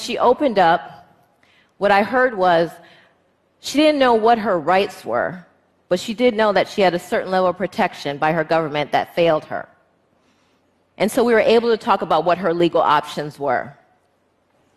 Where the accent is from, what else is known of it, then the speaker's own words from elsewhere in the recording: United States; Me as an American female lawyer